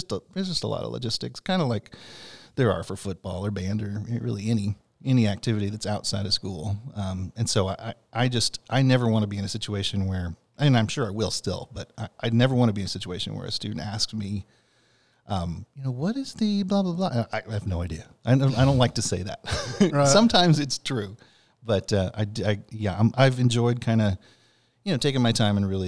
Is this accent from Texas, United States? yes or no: yes; San Antonio, Texas, United States; also born or lived in Fort Worth; I grew up in San Antonio